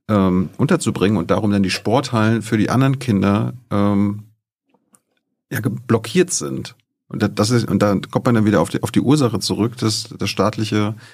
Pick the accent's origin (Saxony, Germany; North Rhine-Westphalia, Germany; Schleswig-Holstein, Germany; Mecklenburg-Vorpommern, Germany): Mecklenburg-Vorpommern, Germany; Ich komme aus Mecklenburg-Vorpommern.